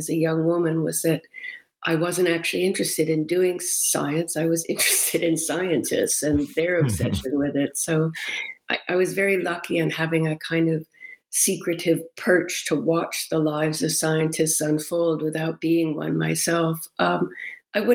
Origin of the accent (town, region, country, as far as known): Massachusetts, United States; born or raised there; also born or lived in Rochester, United States